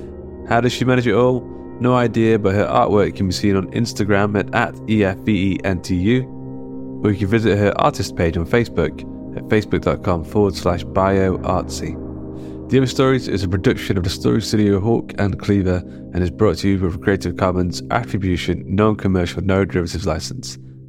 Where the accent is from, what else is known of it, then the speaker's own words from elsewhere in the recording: Mansfield, East Midlands, United Kingdom; Mansfield, England, my hometown.